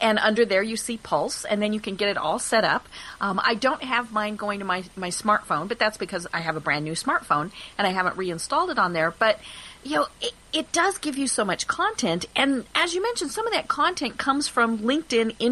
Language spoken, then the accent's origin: English; Colorado, United States; I'm from Colorado